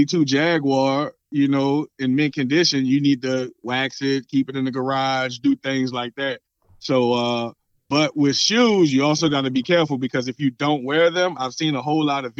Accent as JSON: {"language": "English", "town": "New Orleans", "region": "Louisiana", "country": "United States", "said": "I'm from New Orleans"}